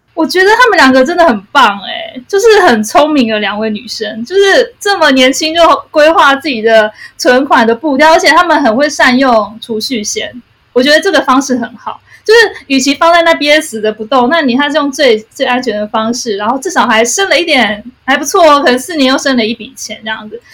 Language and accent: Chinese; Taipei, Taiwan; 我是台北人， 所以我工作一直在台北